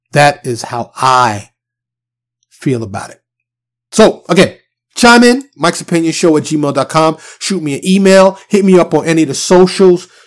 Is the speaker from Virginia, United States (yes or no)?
no; New York City, New York, United States; now in Texas, United States; I am from New York, born and raised in New York City. but I currently reside in Texas.